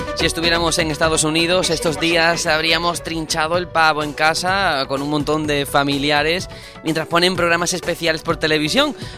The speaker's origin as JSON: {"language": "Spanish", "region": "Andalusia", "country": "Spain", "said": "yo soy andaluz"}